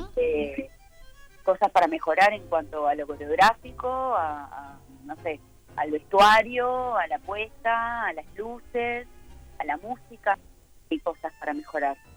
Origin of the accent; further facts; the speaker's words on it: Uruguay; acá además también nosotros somos uruguayos, ¿no?